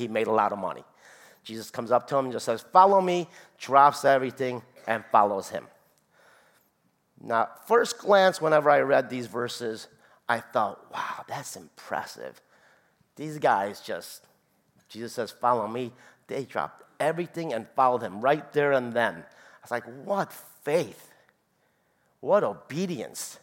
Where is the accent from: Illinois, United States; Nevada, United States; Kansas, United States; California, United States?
Illinois, United States; Chicago; I'm from Chicago, close to Rockford